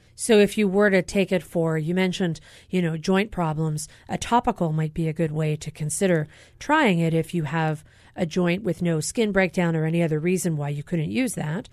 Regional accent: Pennsylvania, United States; moved away; my home state of Pennsylvania

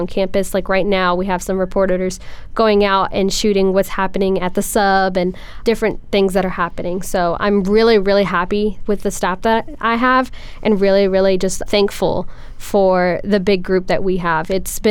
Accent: Arcola, Texas, United States; moved away as an adult; now in Lubbock, United States; I am a senior from Arcola, Texas, down south in Houston

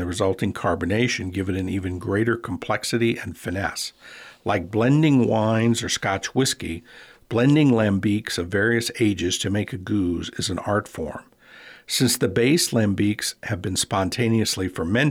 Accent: New Orleans, Louisiana, United States; now in Alaska, United States; Growing up in New Orleans, my French is considerably better than my Dutch

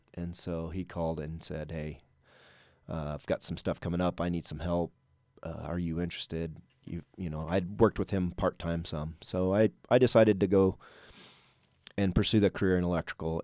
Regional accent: southeastern New Mexico, United States; moved away; I grew up in New Mexico, southeastern New Mexico

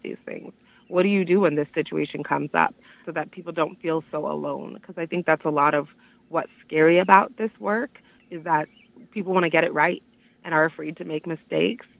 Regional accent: Miami, Florida, United States; moved away as an adult; now in Washtenaw County, Michigan, United States; the community that I grew up in in Miami

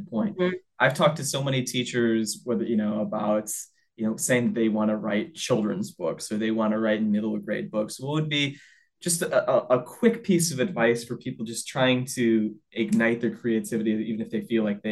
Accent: Sandwich, Illinois, United States; I grew up in a farming community too. I'm from Sandwich, Illinois. Backyard was a literal cornfield

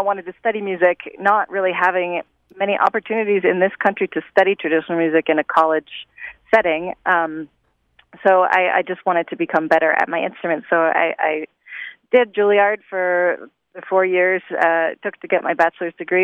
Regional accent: United States; as an American

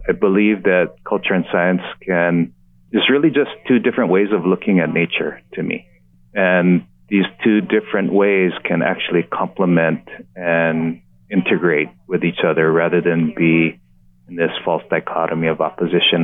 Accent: Oahu, Hawaii, United States; being a local boy, you know, raised in, in Hawaii

